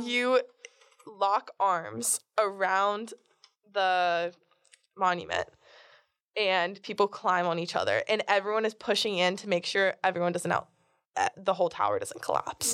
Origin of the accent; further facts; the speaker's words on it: Fort Lauderdale, Florida, United States; moved away as an adult; also born or lived in Jupiter, Florida / Palm Beach, Florida; now in Durham, United States; I am from Fort Lauderdale, Florida, but I've lived in Jupiter, Palm Beach, and my family's moving to Miami right now